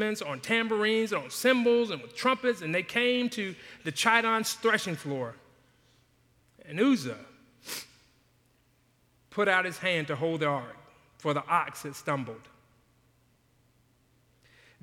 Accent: Jacksonville, Florida, United States; I grew up in Jacksonville, Florida

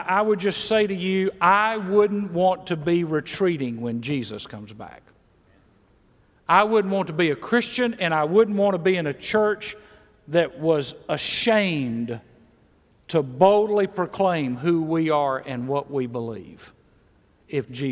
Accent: Mississippi, United States; moved away; also born or lived in Texas / Georgia; I was born in Mississippi.

